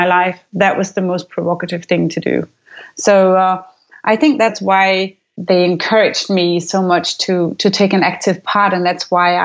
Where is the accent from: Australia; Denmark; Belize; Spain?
Denmark; Aarhus, Central Denmark Region; I grew up in Aarhus. It's the second largest city of Denmark